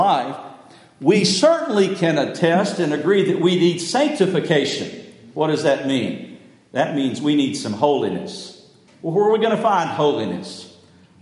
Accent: West Texas, United States; I grew up in West Texas

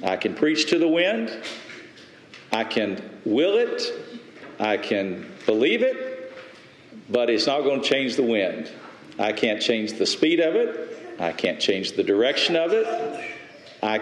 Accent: West Texas, United States; moved away; I grew up in West Texas

